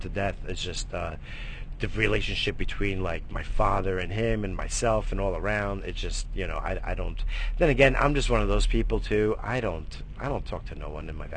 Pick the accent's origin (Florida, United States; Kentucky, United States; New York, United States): New York, United States; I come from New York, we got fucking game